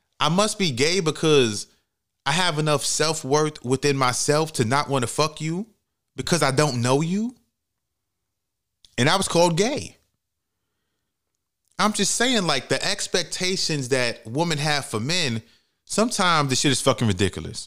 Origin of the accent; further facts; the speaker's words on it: New York City, New York, United States; I'm from the Bronx, New York, from the projects